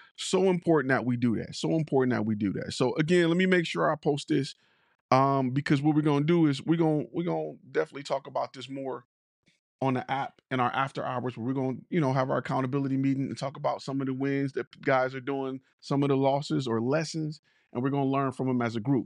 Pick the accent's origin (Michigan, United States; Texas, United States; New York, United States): Michigan, United States; Detroit; I'm from Detroit.